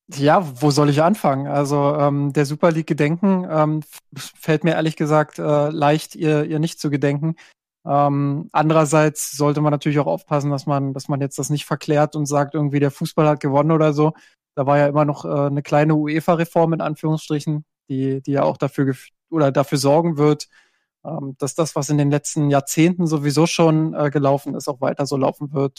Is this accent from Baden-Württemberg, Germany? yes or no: no; Brandenburg, Germany; ich komme äh, aus Brandenburg